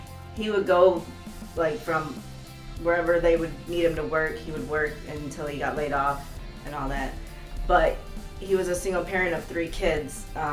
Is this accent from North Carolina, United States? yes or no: yes; Durham, North Carolina, United States; born there; also born or lived in Maine; So I lived in North Carolina. I was born in Durham, North Carolina at Duke University Hospital.